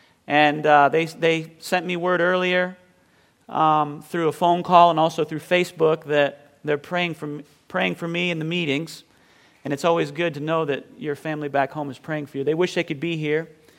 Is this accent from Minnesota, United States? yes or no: no; Bath, Maine, United States; "You're from New England, aren't you?" So I guess, I don't know what happened there with the accent. But I grew up in Bath, Maine.